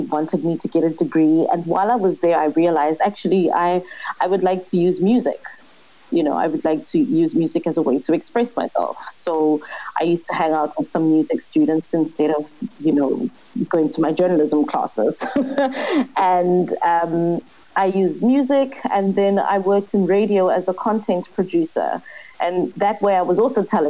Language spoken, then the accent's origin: English; Soweto, Gauteng, South Africa; also born or lived in Hout Bay, Cape Town; now in Cape Town, South Africa; I was born and raised in Soweto, and now I live in a place that should be called a retirement village in Cape